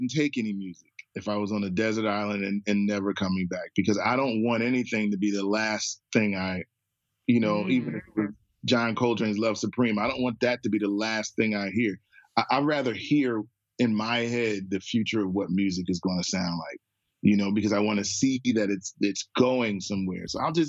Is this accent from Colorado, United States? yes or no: no; Trenton, New Jersey, United States; if you call some of my friends that I grew up with in Trenton, they all would say, I remember you banging on the piano.